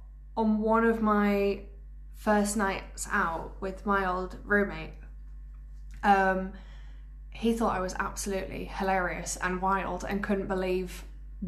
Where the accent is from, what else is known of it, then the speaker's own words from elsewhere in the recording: Wales, United Kingdom; growing up in Wales